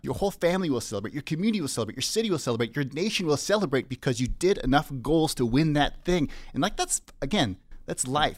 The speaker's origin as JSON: {"language": "English", "town": "Saskatoon", "region": "Saskatchewan", "country": "Canada", "tie": "born or raised there", "also_born_or_lived": "Leaf Rapids, Manitoba / Calgary, Alberta", "moved": "as an adult", "lives_now": "Vancouver, Canada", "said": "I grew up in Saskatoon, Saskatchewan."}